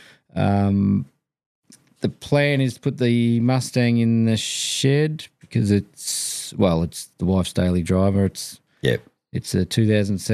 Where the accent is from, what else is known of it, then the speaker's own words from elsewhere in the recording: Victoria, Australia; I was from Victoria